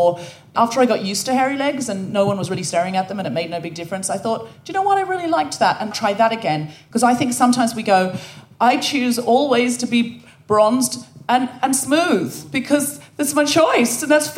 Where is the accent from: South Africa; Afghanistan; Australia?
Australia; moved away as an adult; now in United Kingdom; I was born and raised in Australia. I know I don't sound especially Australian, but I read a lot of Enid Blyton as a child, and I picked up the accent from the books.